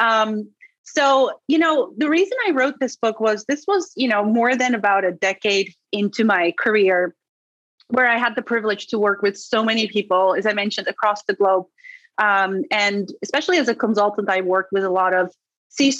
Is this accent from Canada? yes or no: no; Netherlands; first language Dutch; English is a second language; moved away as an adult; also born or lived in Istanbul, Turkey / Colorado; now in New York City, United States; I'm from the Netherlands because that's where I grew up. And that's also my native language.